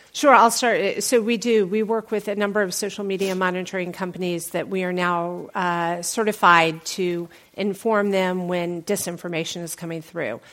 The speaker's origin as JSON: {"language": "English", "town": "Atlanta", "region": "Georgia", "country": "United States", "said": "I'm from Atlanta"}